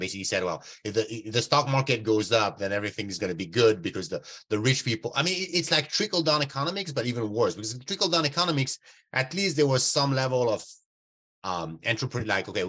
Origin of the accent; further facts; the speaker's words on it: Canada; Yeah, and I'm a Canadian guy, you know.